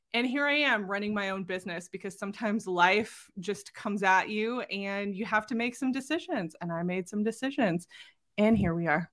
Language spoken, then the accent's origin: English; Southern California, United States; moved away as an adult; now in Utah, United States; I'm originally from Southern California and spent the majority of my life there.